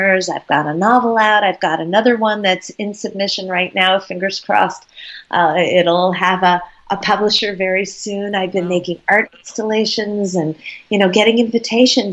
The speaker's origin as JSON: {"language": "English", "country": "United States", "also_born_or_lived": "Vermont / Dublin", "said": "In Dublin, I'm the only American"}